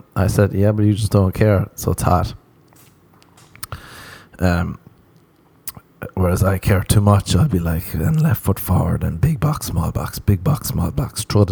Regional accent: Ireland; moved away as an adult; now in Los Angeles, United States; growing up in Ireland

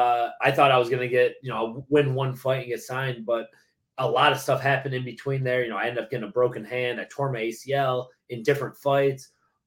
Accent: Lewiston, New York, United States; now in Tampa, United States; I grew up in Lewiston, which is like Buffalo, New York.

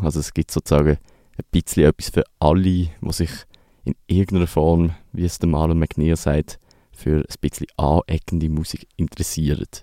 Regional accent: Basel, Basel-Stadt, Switzerland; Mir persönlich als Basler

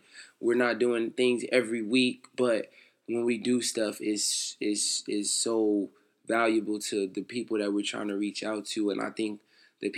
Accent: Phoenix, Arizona, United States; we grew up in South Phoenix

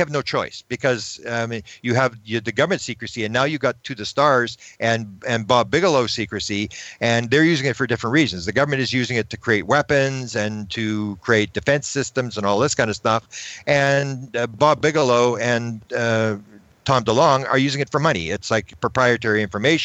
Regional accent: Canada; I'm from Canada

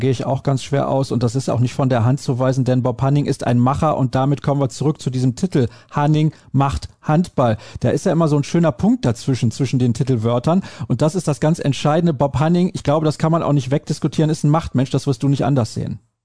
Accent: Solingen, North Rhine-Westphalia, Germany; wo ich herkomme. Aus Solingen

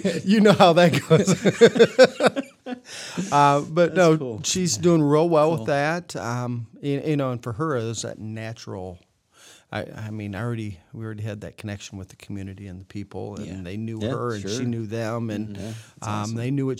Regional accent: West Unity, Ohio, United States; Yeah. I grew up in West Unity, Ohio, 15, 20 miles from here.

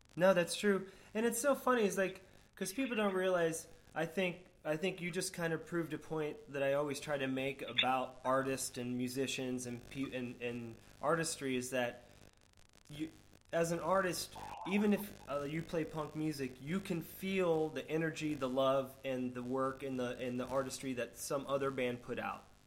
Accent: Florida, United States; growing up in Florida

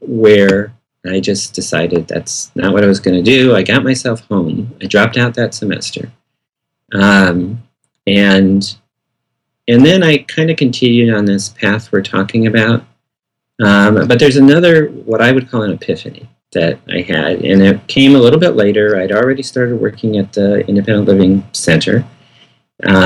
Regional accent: Michigan, United States; growing up in Michigan, Al Kaline was a right fielder for the Detroit Tigers, was one of my heroes.

